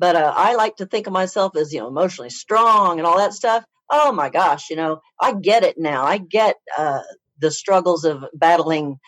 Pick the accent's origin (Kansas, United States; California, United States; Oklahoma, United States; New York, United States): Oklahoma, United States; I'm from Oklahoma, and I went to vet school at Oklahoma State University